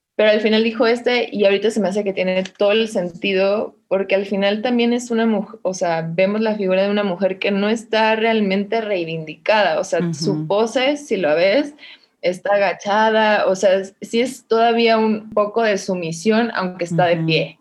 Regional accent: Mexicali, Baja California, Mexico; moved away as an adult; now in Mexico City, Mexico; Pues yo siento que soy originaria de Mexicali y eso es lo que pongo, pero nací acá en la Ciudad de México

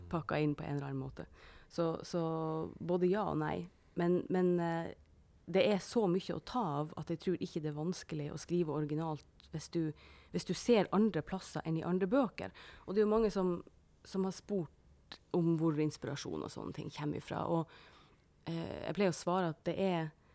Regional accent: Northern Norway, Norway; det er helt vanlig for oss hjemme i Nord-Norge å si at du slokner på sofaen og sånn

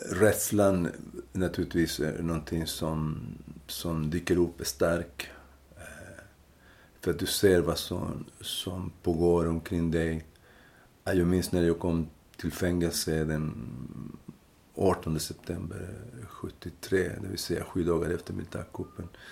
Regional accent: Linares, Maule, Chile; Swedish is a second language; moved away as an adult; now in Sweden; i Linares, som är den provins där jag kommer ifrån

